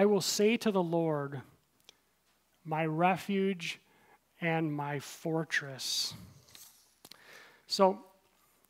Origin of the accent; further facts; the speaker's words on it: Midwest, United States; moved away; also born or lived in Aurora / Naperville; I grew up in the Midwest